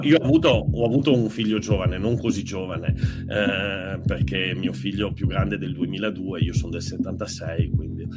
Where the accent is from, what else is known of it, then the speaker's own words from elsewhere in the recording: Turin, Piedmont, Italy; da torinese e da amante delle storie, perché io sono nato a Torino